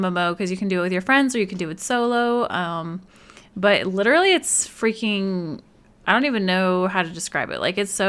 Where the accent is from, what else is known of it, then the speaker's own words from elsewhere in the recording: Alaska, United States; born there; I was born in Alaska, and Sarah was born in Illinois.